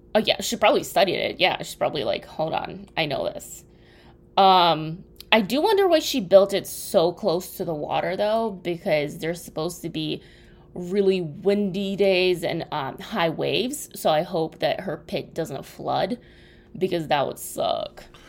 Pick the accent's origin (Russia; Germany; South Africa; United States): Russia; moved away; when I grew up in Russia